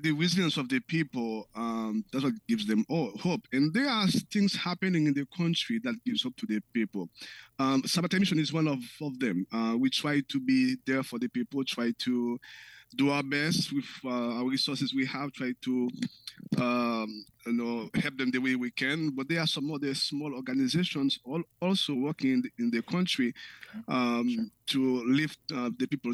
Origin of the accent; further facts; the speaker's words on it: Haiti; now in Mount Prospect, United States; born and raised in Haiti, and moved to that town with my family